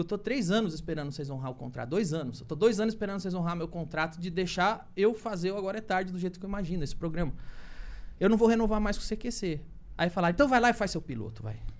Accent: Santo André, São Paulo, Brazil; moved away; Eu sou só um cara que saiu de Santo André

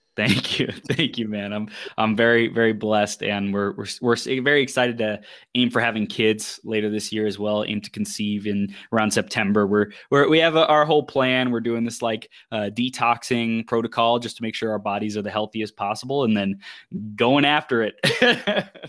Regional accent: Chino, California, United States; I was born in Southern California. And I grew up in, in Chino, in the Inland Empire

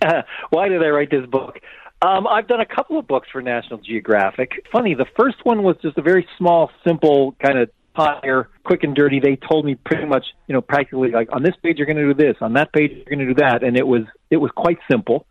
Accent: Canada; I'm Canadian

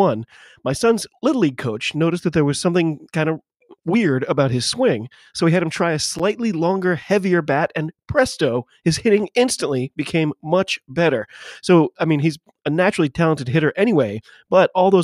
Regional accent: United States; I am an American

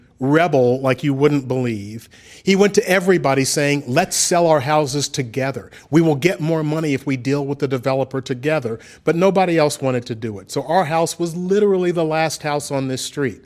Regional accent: Memphis, Tennessee, United States; in my hometown

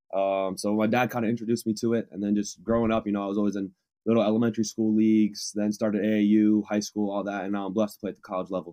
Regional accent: Waterbury, Connecticut, United States; moved away as an adult; now in Southern California, United States; I'm from Waterbury, Connecticut, but I go to school here in Southern California.

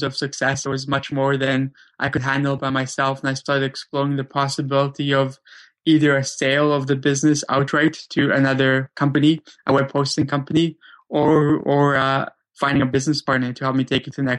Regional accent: Vancouver, British Columbia, Canada; also born or lived in Krakow, Poland; I grew up in Vancouver, Canada, though I was originally born in Krakow, Poland. Me, my brother, my mom and my dad, we immigrated over to Canada in 1991 when I was only 7 or 8 years old

